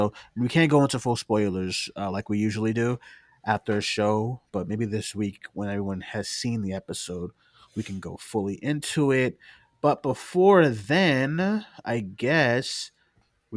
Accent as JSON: {"language": "English", "town": "Boston", "region": "Massachusetts", "country": "United States", "said": "I am from Boston"}